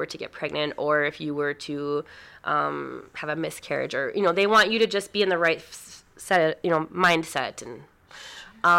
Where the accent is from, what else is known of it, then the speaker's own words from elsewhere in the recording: North Dakota, United States; also born or lived in Minnesota; we moved from Minnesota back to North Dakota. We're both from here